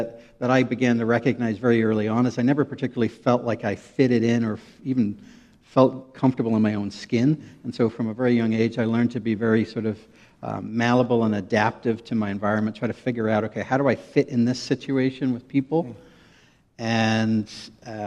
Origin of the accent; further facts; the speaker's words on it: Northern Ireland, United Kingdom; moved away as an adult; now in United States; I grew up in Northern Ireland.